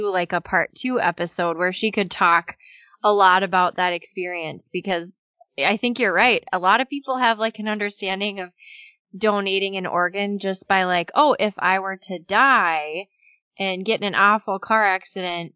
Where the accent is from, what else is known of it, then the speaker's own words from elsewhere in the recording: Cannon Falls, Minnesota, United States; we grew up in Cannon Falls